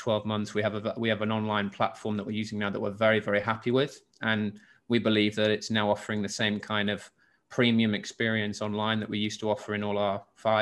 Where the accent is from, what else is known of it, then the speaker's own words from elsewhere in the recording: Hull, Yorkshire and the Humber, United Kingdom; now in Singapore; I'm from the UK originally, from England, and I grew up in the north of England, in Yorkshire, in a place called in Hull